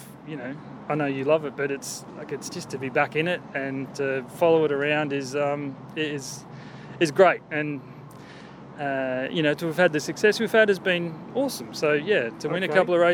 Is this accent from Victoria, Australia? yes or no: yes; Warrnambool, Victoria, Australia; also born or lived in Melbourne; I grew up here in Warrnambool, went to Melbourne when I was 18